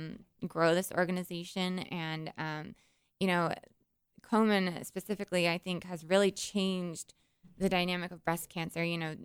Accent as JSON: {"language": "English", "town": "Oceanside", "region": "California", "country": "United States", "tie": "born or raised there", "also_born_or_lived": "Arizona", "said": "I moved here before preschool, so {S1} okay. {S3} Well. Grew up in North County as well. I'm from Oceanside, actually."}